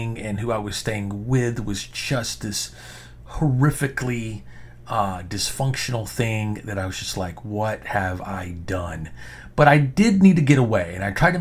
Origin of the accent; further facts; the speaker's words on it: Arkansas, United States; moved away; also born or lived in New York / Texas; I spent 30 years, afraid to admit to people, especially when I lived in New York, that I was from Arkansas